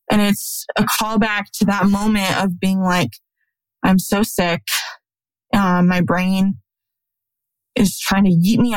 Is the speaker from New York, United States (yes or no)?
no; South Dakota, United States; now in Alabama, United States; when I moved to Alabama from South Dakota, it's the only way that I knew to get community and friends